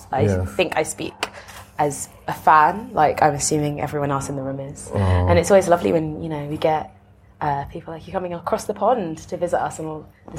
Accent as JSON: {"language": "English", "country": "United Kingdom", "said": "as a European, as a British person, as a black British person as well."}